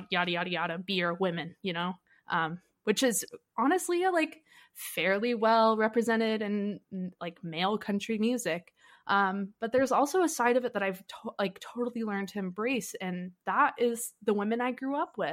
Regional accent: the South, United States; Um, you know, like growing up in the South, there's like a thing with country music.

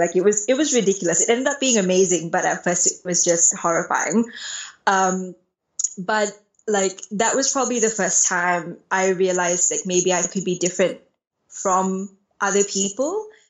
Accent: Dubai, United Arab Emirates; moved away as an adult; basically growing up in Dubai, like I moved there when I was 5 and I left when I was 19, was like I was surrounded by TCKs.

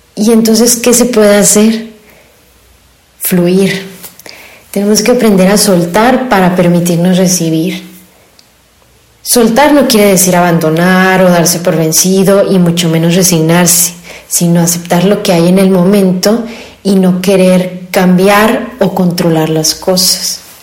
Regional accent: Hermosillo, Sonora, Mexico; soy de Hermosillo, Sonora

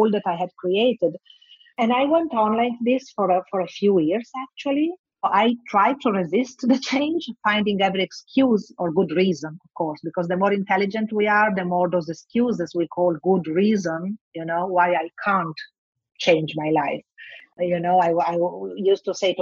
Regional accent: Bologna, Emilia-Romagna, Italy; English is a second language; also born or lived in Milan; I'm from Italy, but my hometown is Bologna.

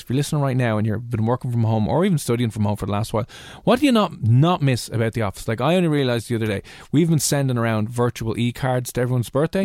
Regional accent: Dublin, Leinster, Ireland; accent: mix between Dublin and Cheshire; also born or lived in Cheshire; I love my accent. It's a mix between Dublin and Cheshire

